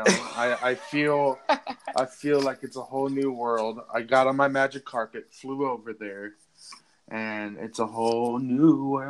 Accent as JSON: {"language": "English", "town": "Boulder", "region": "Colorado", "country": "United States", "said": "I come from Boulder"}